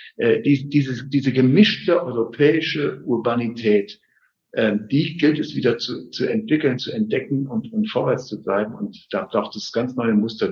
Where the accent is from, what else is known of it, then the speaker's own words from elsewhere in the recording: Siegen, North Rhine-Westphalia, Germany; now in Leipzig, Germany; In meiner Heimatstadt Siegen